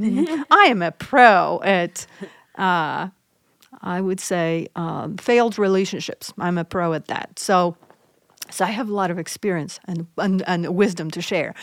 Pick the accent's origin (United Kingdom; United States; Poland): Poland; moved away; I'm originally from Poland